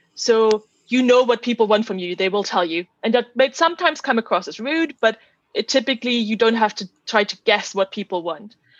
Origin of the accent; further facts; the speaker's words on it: Germany; moved away as an adult; also born or lived in Netherlands / Oxford, United Kingdom; I'm originally from Germany